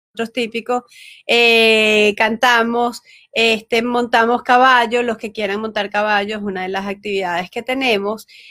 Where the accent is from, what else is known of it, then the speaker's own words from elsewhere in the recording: Venezuela; moved away as an adult; now in United States; yo soy venezolana, estudio psicopedagogía, 10 eh, años en Venezuela